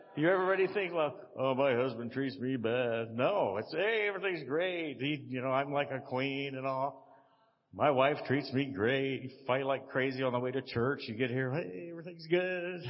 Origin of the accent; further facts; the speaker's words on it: Texas, United States; I'm from Texas